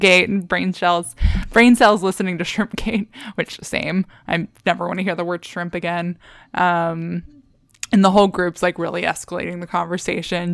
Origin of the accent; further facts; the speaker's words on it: Texas, United States; We grew up in Texas